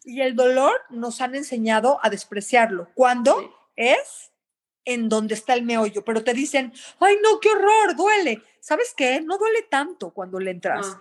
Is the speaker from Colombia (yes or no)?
no; Mexico; moved away; also born or lived in Canada; soy mexicana, soy cocinera